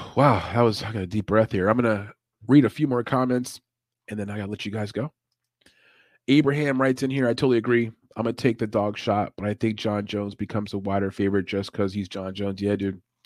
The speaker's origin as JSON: {"language": "English", "country": "Puerto Rico", "said": "I'm Puerto Rican"}